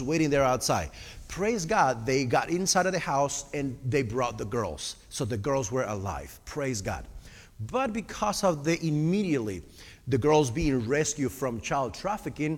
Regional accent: Argentina; English is a second language; moved away; also born or lived in Costa Rica; I am originally from Argentina, which is all the way South America.

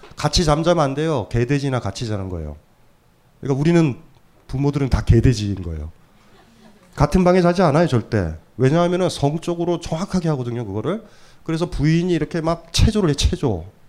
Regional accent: Hamyang, South Gyeongsang, South Korea; moved away; 아주 어렸을 때 제가 경남 함양에 살았을 때

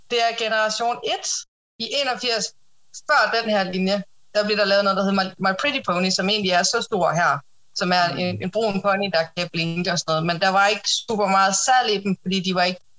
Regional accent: Mors, North Denmark Region, Denmark; now in Silkeborg, Denmark; jeg bor i Silkeborg. Øh, jeg er 33 år gammel. Jeg er født og opvokset på Mors.

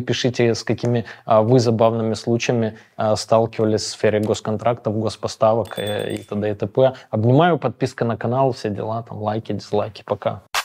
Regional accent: Moscow, Russia; мне 40 лет, я из Москвы

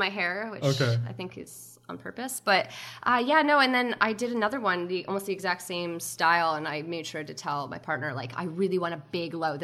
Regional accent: Ontario, Canada; I'm from Ontario too.

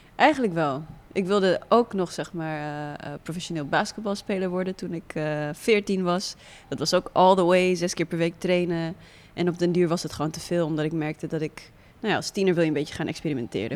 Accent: Netherlands; also born or lived in Windhoek, Namibia; ik groeide op in Nederland

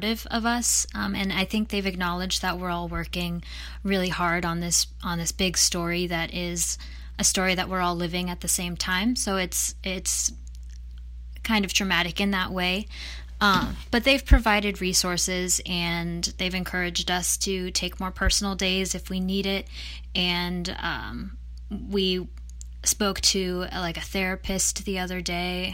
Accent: Indiana, United States; now in New York City, United States; I decided to leave the city and go stay with my parents in Indiana

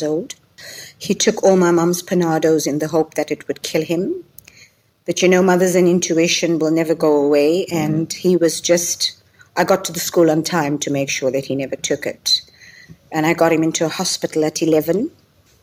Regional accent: Durban, KwaZulu-Natal, South Africa; I am from Durban

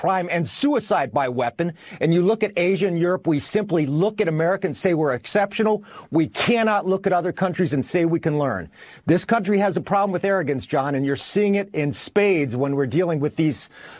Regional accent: United States; I'm an American. I'm a proud American

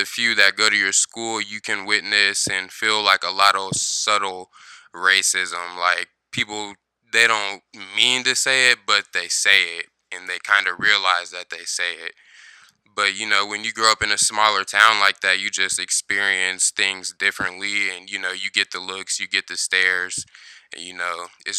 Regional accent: Ardmore, Oklahoma, United States; moved away as an adult; now in Topeka, United States; I'm from Ardmore, Oklahoma, kind of a small town.

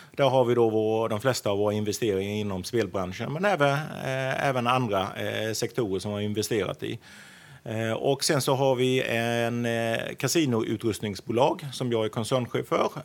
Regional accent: Sweden; moved away as an adult; also born or lived in Wales, United Kingdom; now in Singapore; 48 år gammal och eh, svensk, eh, flyttade till eh, Storbritannien för att eh, plugga en väldigt lång tid sedan

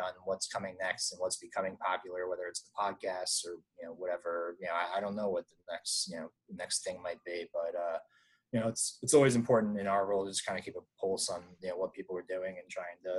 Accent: Virginia Beach, Virginia, United States; born there; I was born in Virginia Beach, not far, you know, just down the road from that. I lived there a few times.

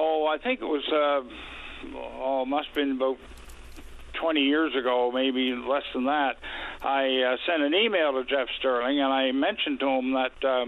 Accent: Stephenville, Newfoundland and Labrador, Canada; I grew up here in Stellarton

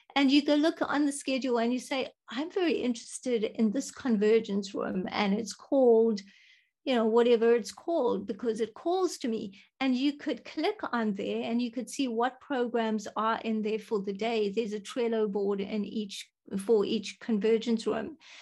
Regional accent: South Africa; I am from South Africa.

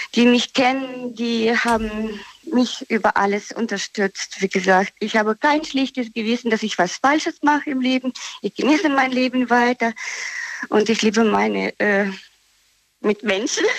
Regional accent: Viernheim, Hesse, Germany; Ich komme aus Viernheim

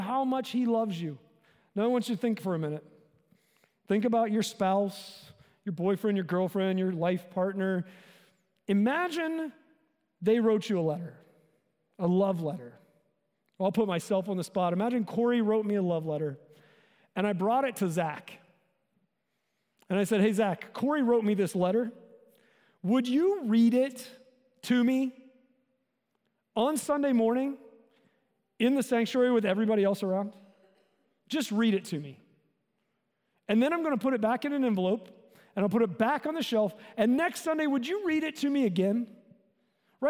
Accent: the South, United States; I grew up in the South

